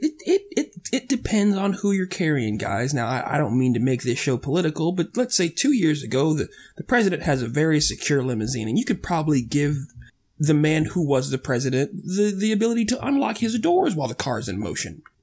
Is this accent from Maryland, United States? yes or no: no; Florida, United States; we're all from Florida